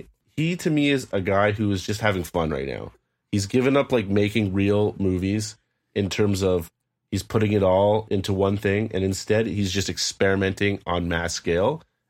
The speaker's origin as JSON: {"language": "English", "country": "Canada", "said": "Canadians, we can relate."}